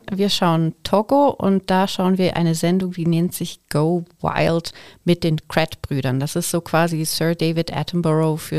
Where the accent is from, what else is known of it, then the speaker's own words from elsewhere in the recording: Altnau, Thurgau, Switzerland; Ich komme vom See. Ich bin aufgewachsen im Thurgauer Dorf Altnau am Bodensee.